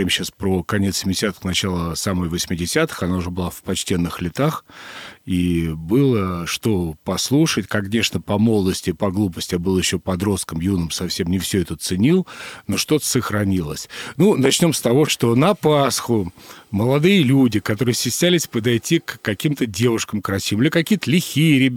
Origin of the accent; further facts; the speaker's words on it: Moscow, Russia; А, мне повезло, и в детстве я жил на Преображенке до 12 лет.